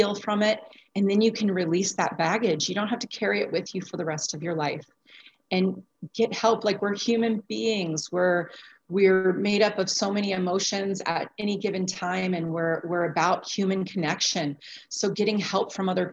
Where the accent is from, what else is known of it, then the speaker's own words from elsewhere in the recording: Florida, United States; now in Arizona, United States; I'm here in Arizona and I'm actually from Florida